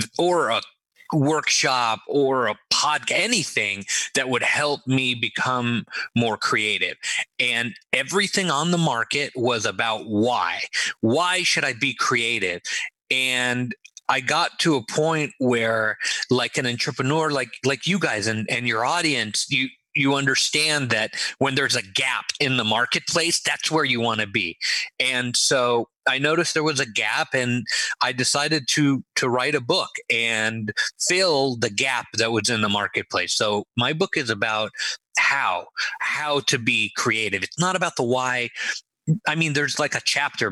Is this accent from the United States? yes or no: yes; Los Angeles, California, United States; also born or lived in Israel; was born in Israel and raised in Los Angeles. I was in Los Angeles for, 35 years